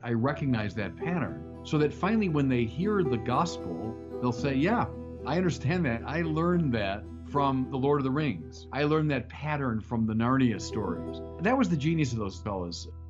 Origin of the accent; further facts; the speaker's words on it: Bergen County, New Jersey, United States; I was born in Jersey City, 'cause we were, well, my family lived up in, in the Bergen County